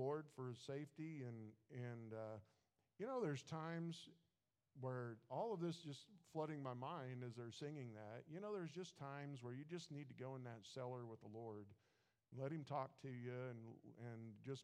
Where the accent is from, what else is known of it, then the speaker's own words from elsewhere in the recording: Missouri, United States; moved away; I grew up in Missouri